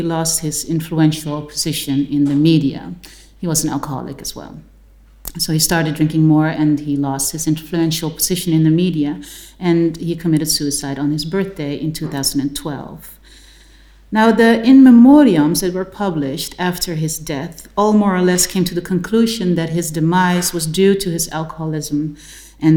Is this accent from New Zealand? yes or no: no; Suriname